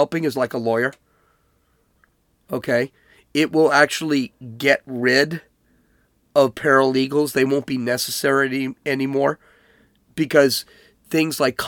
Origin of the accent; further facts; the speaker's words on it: Chicago, Illinois, United States; I'm from Chicago. I'm from Oak Lawn